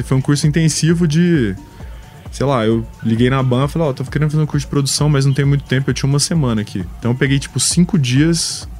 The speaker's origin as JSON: {"language": "Portuguese", "town": "Goiânia", "region": "Goiás", "country": "Brazil", "said": "Goiânia, que é de onde eu sou"}